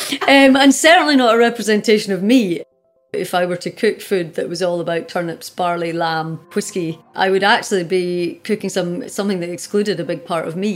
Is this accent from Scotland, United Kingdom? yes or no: yes; Scotland, United Kingdom; also born or lived in Utah, United States; I am Scottish and I am cooking in Scotland and I do draw on traditional Scottish recipes, some of which were cooked by my grandmother when I was a child